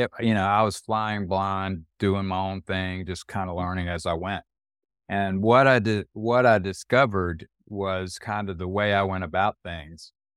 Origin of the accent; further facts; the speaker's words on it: Fayetteville, North Carolina, United States; my hometown newspaper, which is where I was born and raised